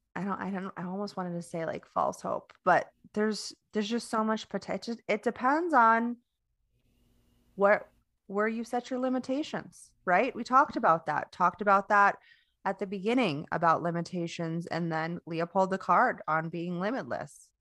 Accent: Florida, United States; moved away; I used to live in Florida, so I'm from Florida.

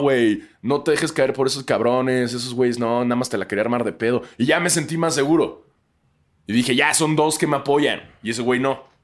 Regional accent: Mexico; moved away; soy mexicano

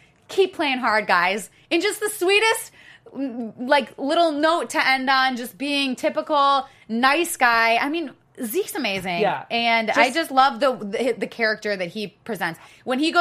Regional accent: Wisconsin, United States; I'm from Wisconsin

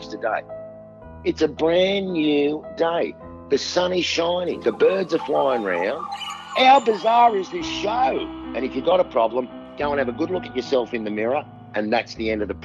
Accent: Sydney, New South Wales, Australia; my hometown of Sydney

